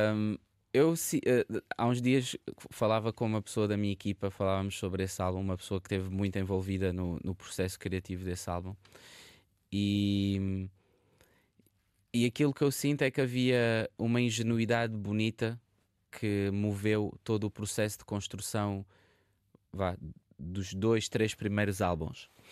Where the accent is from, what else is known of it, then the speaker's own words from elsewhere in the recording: Barreiro, Lisbon, Portugal; also born or lived in Paris suburbs; now in Vila Nova de Gaia, Portugal; eu nasci e cresci no Barreiro